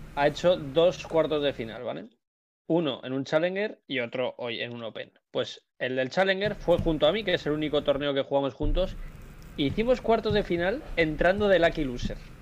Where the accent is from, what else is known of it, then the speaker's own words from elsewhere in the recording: Alcobendas, Community of Madrid, Spain; yo es que soy de Alcobendas, además. Entonces, yo he estado en varios colegios, tengo muchísimos amigos por la zona